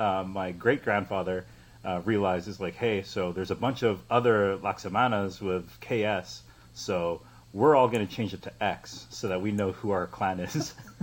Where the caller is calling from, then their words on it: New Westminster, British Columbia, Canada; I am streaming from Vancouver, or a suburb of which is called New Westminster. So a little bit south of Vancouver